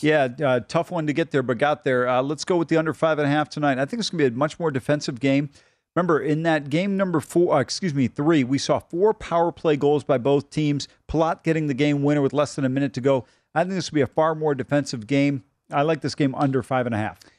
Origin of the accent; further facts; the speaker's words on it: Cleveland, Ohio, United States; I grew up in Cleveland